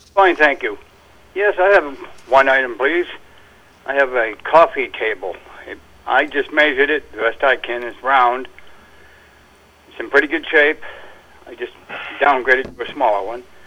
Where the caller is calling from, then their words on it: West Paris, Maine, United States; I'm calling from West Paris